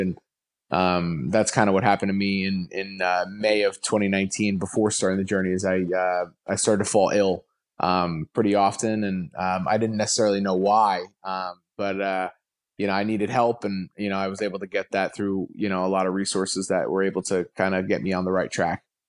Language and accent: English; New Jersey, United States; I grew up in Jersey